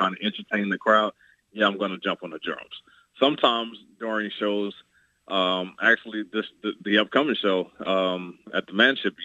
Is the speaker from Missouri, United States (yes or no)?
no; Baltimore, Maryland, United States; I'm born and raised in Baltimore